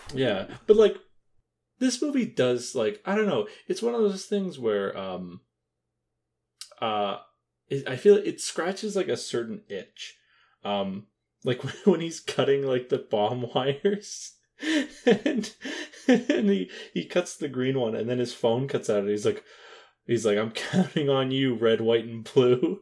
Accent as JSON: {"language": "English", "country": "Canada", "said": "as a, as a Canadian"}